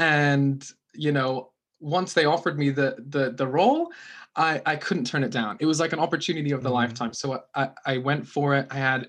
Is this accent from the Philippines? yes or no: yes; Philippines; My accent's really fucked because I grew up in the Philippines, which the people tend to have like American accents over there.